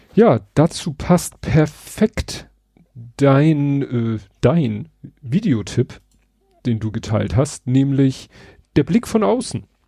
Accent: Hamburg, Germany; als Hamburger

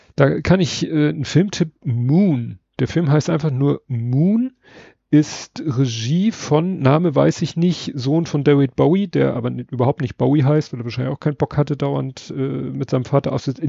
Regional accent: Hamburg, Germany; wir als Hamburger

